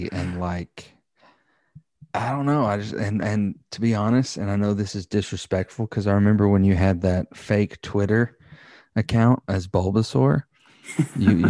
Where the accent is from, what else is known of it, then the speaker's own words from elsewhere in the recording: the Bible Belt, the South, United States; we grew up in the Bible Belt